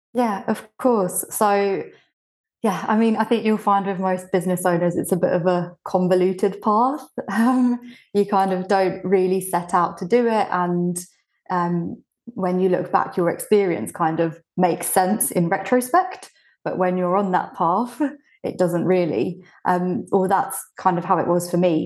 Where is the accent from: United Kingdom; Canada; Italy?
United Kingdom; English is a second language; also born or lived in Bulgaria; I moved to the U K when I was six